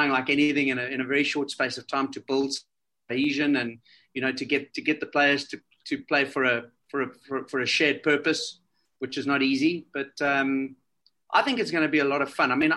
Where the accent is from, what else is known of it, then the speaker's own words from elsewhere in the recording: South Africa; I'm a South African.